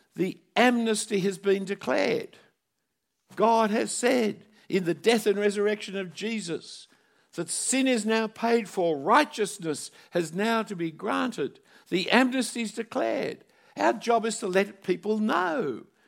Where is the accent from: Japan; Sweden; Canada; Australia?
Australia; Sydney, New South Wales; I grew up in Bondi Junction